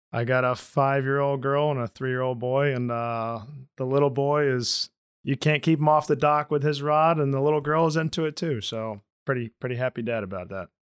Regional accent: Orlando, Florida, United States; I grew up in Orlando, and I'm a Florida Rays guy

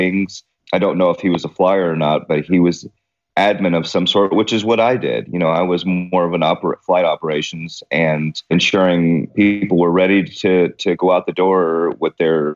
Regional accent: Guthrie, Oklahoma, United States; also born or lived in Wheeling, West Virginia / Queens, New York City / Clearwater, Florida; going from Queens, New York to Guthrie, Oklahoma, which was the original capital of Oklahoma, is a bit of a culture shock

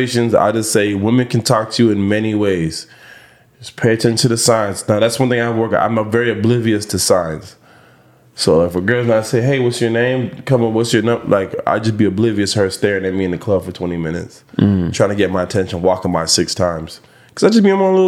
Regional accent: Jamaica; I'm Jamaican

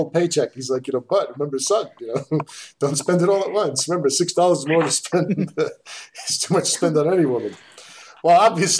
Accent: New York City, New York, United States; I grew up in Astoria

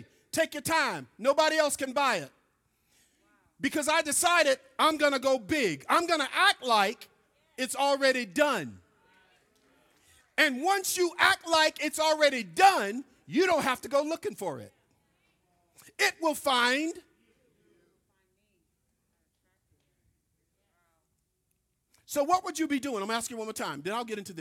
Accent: Mississippi, United States; I'm from Mississippi

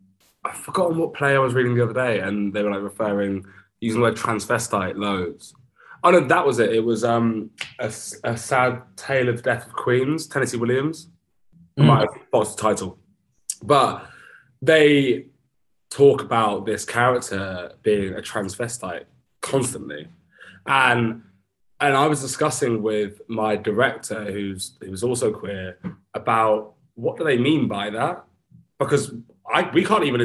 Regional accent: Brighton, South East England, United Kingdom; I grew up in Brighton

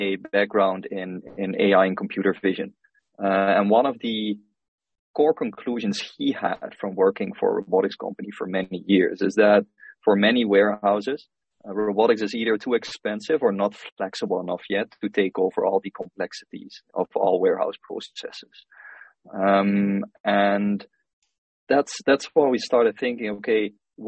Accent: Helden, Limburg, Netherlands; moved away as an adult; also born or lived in Rotterdam, Netherlands; now in Singapore; I'm originally from the Netherlands. I grew up in a small town called Helden.

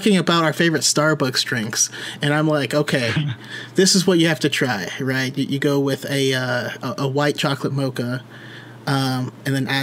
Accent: Roseville, California, United States; I grew up in Roseville. Super small town

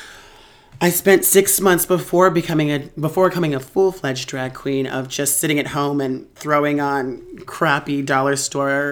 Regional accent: Reno, Nevada, United States; I am from Reno, Nevada.

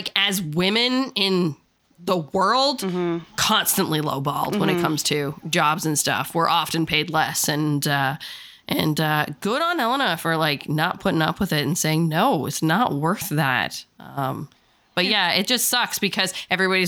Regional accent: Newfoundland and Labrador, Canada

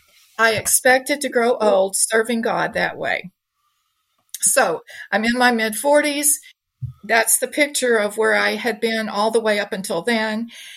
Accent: Deep South, United States; So, as I said, I was born and raised in the Deep South. I grew up Southern Baptist in a family I believed to be healthy and happy.

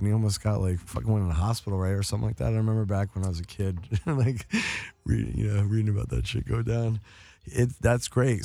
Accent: New York, United States; moved away; also born or lived in Towson, Maryland; I grew up in New York

